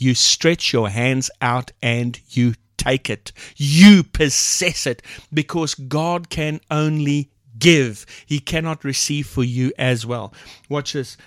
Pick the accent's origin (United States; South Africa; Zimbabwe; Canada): South Africa; first language English; We have multiple languages in South Africa. The main language is English, second is Afrikaans, and so forth. She's Afrikaans, I'm English